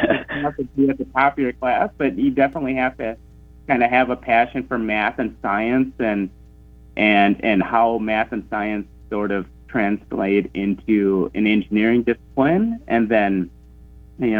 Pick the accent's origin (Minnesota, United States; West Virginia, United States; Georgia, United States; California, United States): Minnesota, United States; Brainerd; moved away; Brainerd's my hometown, and it always will be.